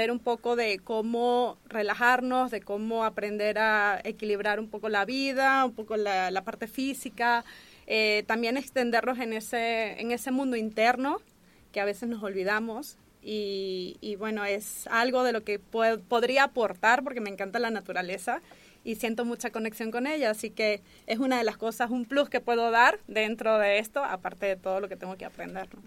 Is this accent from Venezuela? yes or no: yes; Venezuela; bueno, realmente, bueno, soy de Venezuela